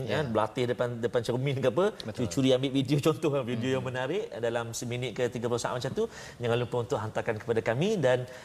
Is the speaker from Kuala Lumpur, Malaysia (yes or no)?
no; Senawang, Negeri Sembilan, Malaysia; Saya orang Senawang, Seremban.